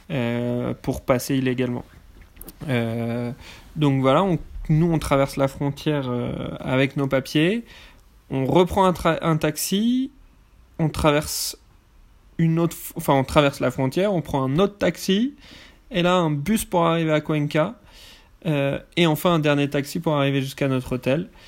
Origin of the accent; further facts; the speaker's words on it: France; ça nous a beaucoup énervé en tant que Français